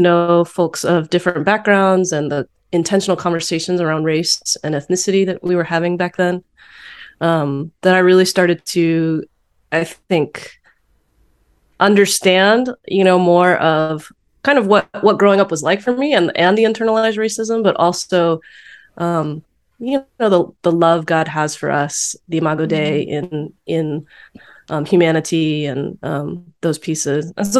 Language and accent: English; Richmond, Virginia, United States; moved away as an adult; also born or lived in Texas / Bay Area, California; now in Richmond, United States; Texas, in the Bay Area now. I live in the Bay Area for 9 years. And we've recently moved back to be near my family in Richmond, Virginia. And it's definitely interesting experience to move back to my hometown.